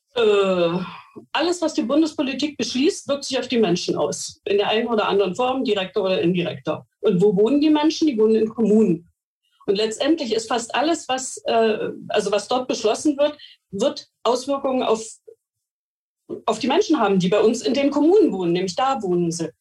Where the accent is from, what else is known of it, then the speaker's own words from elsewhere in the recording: Mecklenburg-Vorpommern, Germany; Bei uns in Mecklenburg-Vorpommern